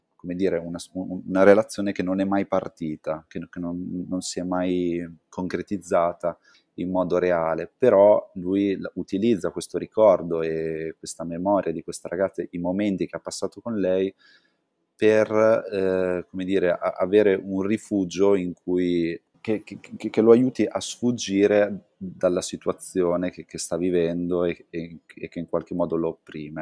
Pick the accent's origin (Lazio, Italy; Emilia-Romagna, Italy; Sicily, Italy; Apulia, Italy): Emilia-Romagna, Italy; Santarcangelo di Romagna; moved away; sono cresciuto a Sant'Arcangelo